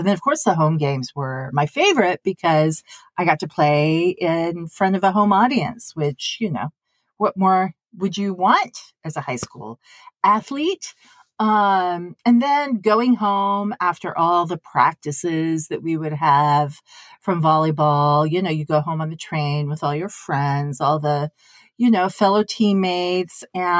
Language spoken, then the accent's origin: English; Tokyo, Japan; October was always so fabulous for me growing up in Tokyo because, one, the weather was getting a little bit cooler.